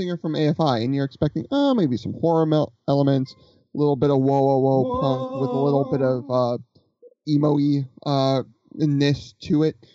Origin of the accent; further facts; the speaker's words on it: Ohio, United States; I'm from Ohio